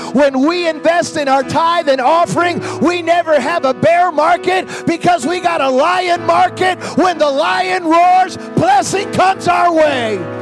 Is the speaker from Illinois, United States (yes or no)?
yes; Chicago, Illinois, United States; I'm from Chicago